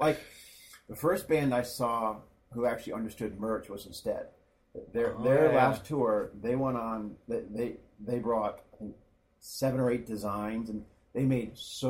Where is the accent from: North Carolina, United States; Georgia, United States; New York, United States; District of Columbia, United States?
District of Columbia, United States; Washington; also born or lived in Palo Alto, California / Taiwan; And grew up in D.C. Moved there. We were there in the late 70s, and I was there all the way through high school.